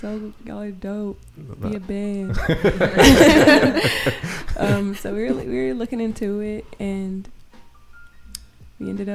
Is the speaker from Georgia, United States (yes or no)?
yes; Atlanta, Georgia, United States; Both from Atlanta.